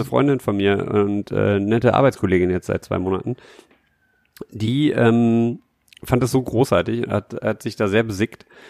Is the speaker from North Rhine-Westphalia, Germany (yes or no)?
yes; Düsseldorf, North Rhine-Westphalia, Germany; in Herd, wo ich in Düsseldorf Herd, wo ich groß geworden bin